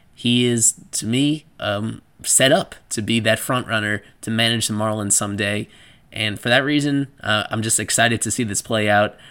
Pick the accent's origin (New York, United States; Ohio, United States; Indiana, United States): New York, United States; New Rochelle; I grew up in New Rochelle, New York